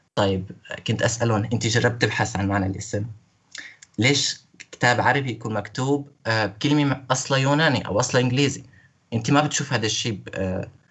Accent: Syria; moved away as an adult; now in Hungary; انا كسوري عايش بهنغاريا

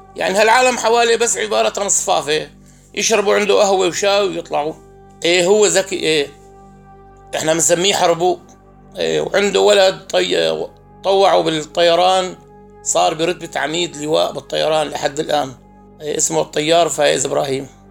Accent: Al-Jarba, Rif Dimashq, Syria; born or raised there

